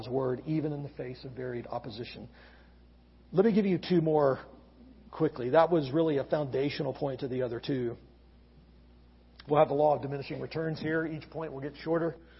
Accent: Gulf Coast of Alabama, United States; now in Lynchburg, United States; I grew up on the Gulf Coast of Alabama

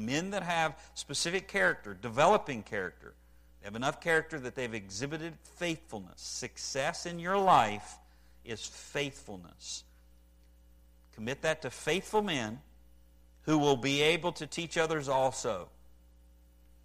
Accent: West Virginia, United States; I grew up in West Virginia

